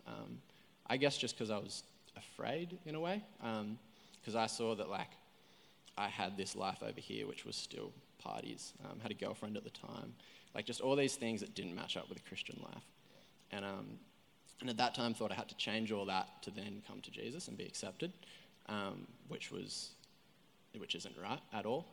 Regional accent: Coffs Harbour, New South Wales, Australia; moved away as an adult; now in Coolangatta, Australia; I grew up down in Coffs Harbour, so it's like three and a half hours south. Um, so I was born down there

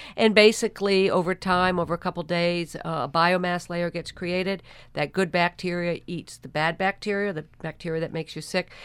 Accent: Rutland, Vermont, United States; my hometown of Rutland, Vermont

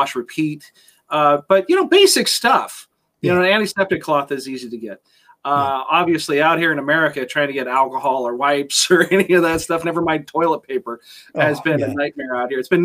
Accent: Las Vegas, Nevada, United States; now in West Coast, United States; I was born and raised in Las Vegas

